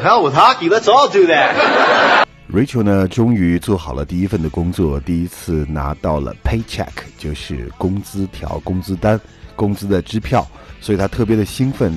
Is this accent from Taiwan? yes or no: no; China; 我们中国人都有一个习惯叫做 noon nap